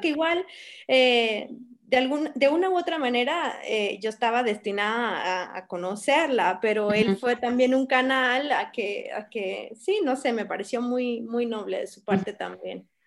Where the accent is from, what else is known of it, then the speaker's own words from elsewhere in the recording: Guatemala City, Guatemala Department, Guatemala; moved away as an adult; also born or lived in Spain / San Cristóbal de las Casas, Mexico; nací y crecí aquí en la ciudad de Guatemala